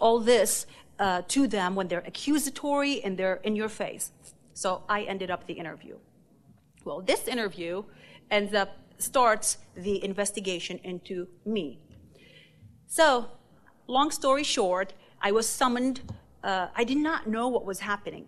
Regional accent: Lebanon; also born or lived in Beirut; now in United States; my growing up in Lebanon

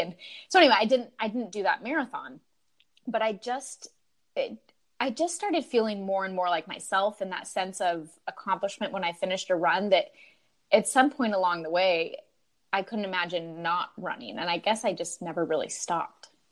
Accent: Utah, United States; moved away; I grew up in Utah

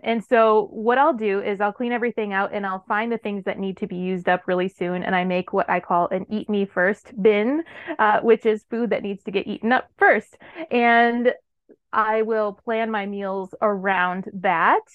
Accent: Wisconsin, United States; moved away as an adult; back in my home state of Wisconsin

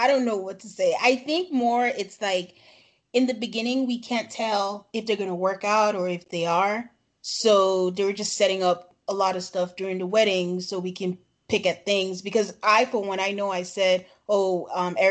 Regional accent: Nigeria; we're both from Nigeria

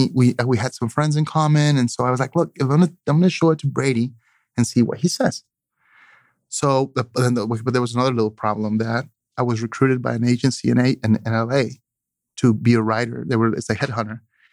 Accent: Oaxaca, Mexico; I'm coastal. I'm from the Oaxacan coast. So the ocean is very powerful.

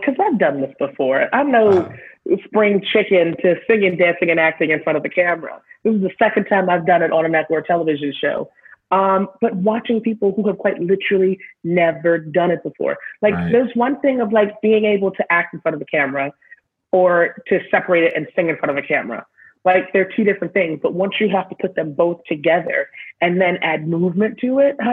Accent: Boston area, Massachusetts, United States; moved away; also born or lived in Alabama; I grew up in Boston, a lot of miles out of Boston

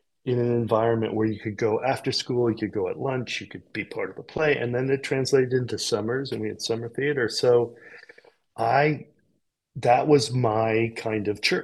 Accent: California, United States; in California, we had these incredible public spaces of big theaters, and we did tours. We were touring Peter Pan

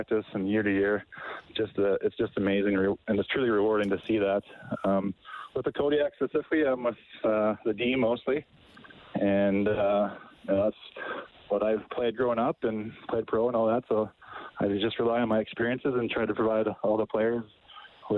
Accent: Daysland, Alberta, Canada; also born or lived in Colorado; growing up in Daysland

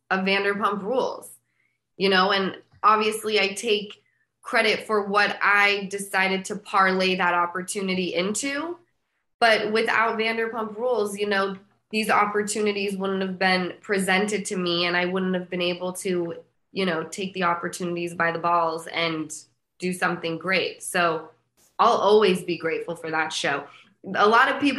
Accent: Utah, United States; moved away; I'm from Utah

